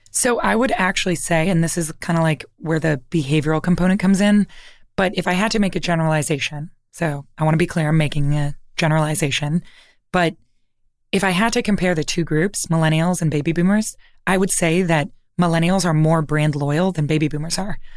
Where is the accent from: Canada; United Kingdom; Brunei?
Canada; Toronto, Ontario; I'm from Toronto